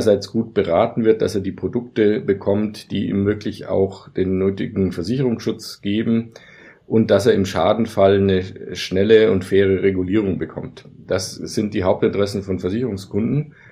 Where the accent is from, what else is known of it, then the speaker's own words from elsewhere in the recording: Bavaria, Germany; ich komme selber aus Bayern, dass man vielleicht lieber mit einem Bayern spricht